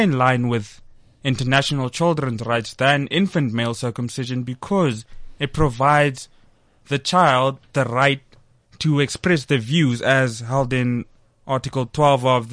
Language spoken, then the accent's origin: English; South Africa; myself being a South African